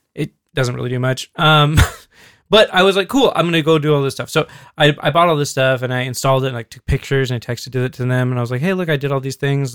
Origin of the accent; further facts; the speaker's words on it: Alaska, United States; growing up in Alaska